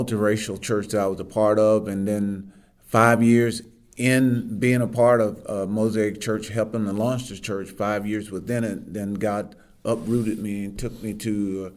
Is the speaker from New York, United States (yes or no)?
no; Eastern Arkansas, United States; I grew up in Eastern Arkansas